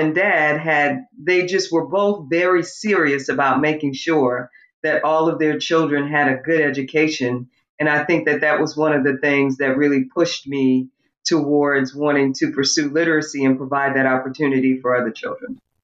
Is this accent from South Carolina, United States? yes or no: yes; North Santee, South Carolina, United States; where I grew up in the North Santee area